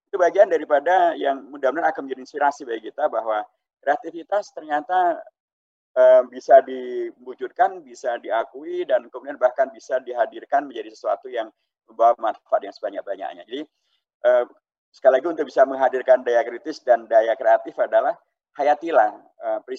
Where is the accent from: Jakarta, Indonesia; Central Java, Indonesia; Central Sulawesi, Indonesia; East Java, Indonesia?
Central Java, Indonesia; Klaten; karena kita memiliki bagian daripada Klaten uh, kota yang uh, kita berasal dari Klaten itu.